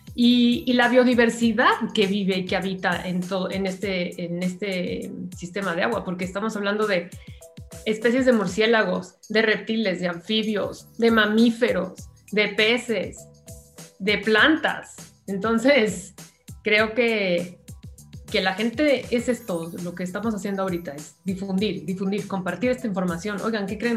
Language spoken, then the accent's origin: Spanish; Mexico; como mexicana